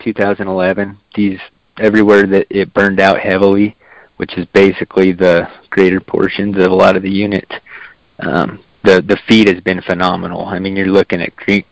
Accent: Eagar, Arizona, United States; I was born and raised right here in Eager, Arizona

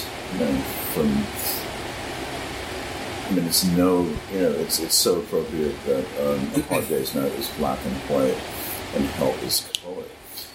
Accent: United States; I'm an American. I grew up in a certain time.

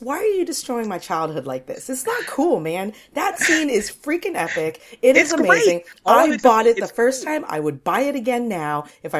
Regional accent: United States; now in London, United Kingdom; Americans, sometimes we all do it.

